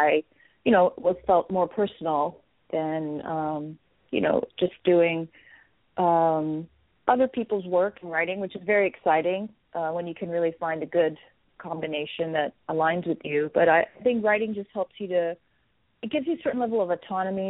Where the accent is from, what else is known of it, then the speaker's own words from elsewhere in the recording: Texas, United States; it was where I grew up. So I would say that it is friendly to – my parents are from India